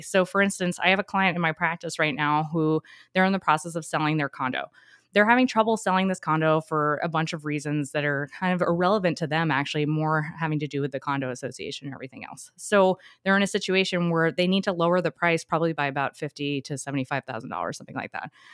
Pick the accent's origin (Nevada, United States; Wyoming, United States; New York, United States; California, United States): New York, United States; moved away as an adult; I'm originally from New York, but my parents, because we moved down here